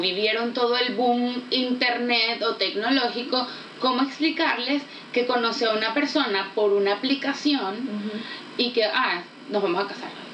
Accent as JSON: {"language": "Spanish", "country": "Venezuela", "accent": "Venezuelan", "moved": "yes", "lives_now": "Santiago, Chile", "said": "Vivimos en Santiago de Chile, pero claramente somos venezolanas. Claramente digo por el acento"}